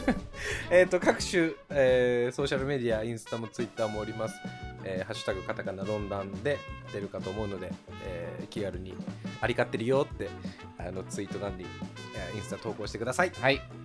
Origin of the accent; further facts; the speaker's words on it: Kyushu, Japan; now in London, United Kingdom; やっぱ九州男児やから